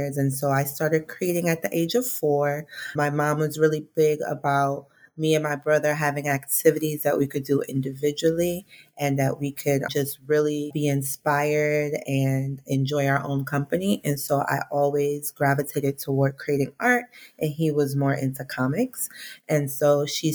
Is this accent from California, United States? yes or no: no; South Florida, United States; moved away as an adult; now in New York City, United States; I'm from South Florida